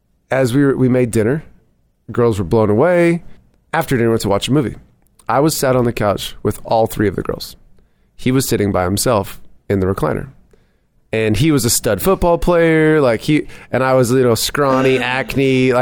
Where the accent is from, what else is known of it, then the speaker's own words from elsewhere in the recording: Bellingham, Washington, United States; moved away as an adult; also born or lived in Englewood, Colorado; I'm from Bellingham, Washington, which is right on the Canadian border. Grew up there and then, moved down here about just over 7 years.